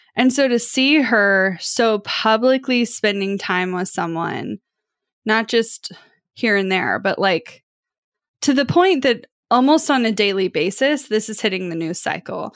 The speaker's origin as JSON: {"language": "English", "town": "Kansas City", "region": "Missouri", "country": "United States", "said": "I am from Kansas City"}